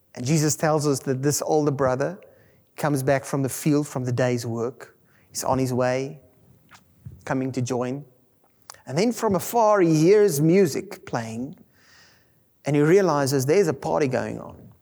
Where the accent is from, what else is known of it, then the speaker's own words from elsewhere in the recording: South Africa; first language Afrikaans; English is a second language; Being English as my second language, growing up in an Afrikaans world